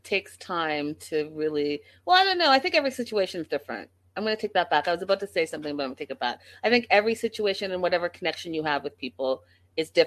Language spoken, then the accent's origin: English; Canada; I'm Canadian